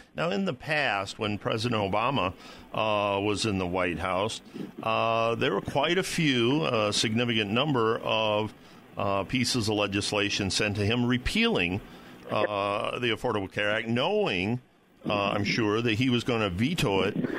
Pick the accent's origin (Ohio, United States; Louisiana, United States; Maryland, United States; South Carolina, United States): Ohio, United States; I'm from Ohio.